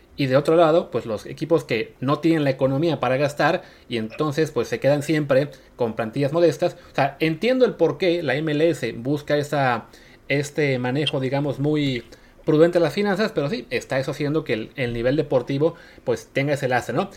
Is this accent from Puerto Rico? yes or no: no; Mexico; yo como mexicano